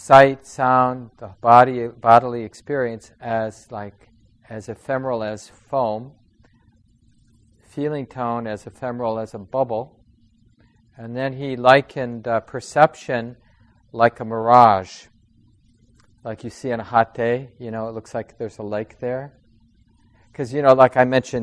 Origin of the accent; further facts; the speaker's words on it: Minneapolis, Minnesota, United States; I grew up in Minneapolis. I was born in St. Mary's Hospital